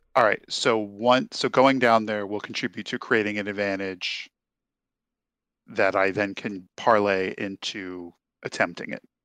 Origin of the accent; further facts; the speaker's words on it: New Jersey, United States; I was raised in South New Jersey